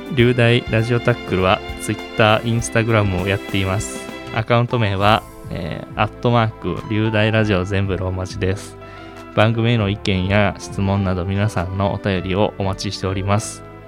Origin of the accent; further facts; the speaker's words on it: Moriyama, Shiga, Japan; 地元は滋賀県の守山市です